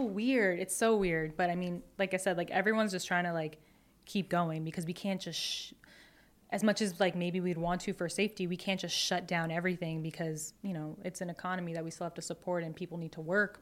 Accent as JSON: {"language": "English", "area": "Long Island", "region": "New York", "country": "United States", "tie": "born or raised there", "lives_now": "Astoria, Queens, United States", "said": "I grew up on Long Island"}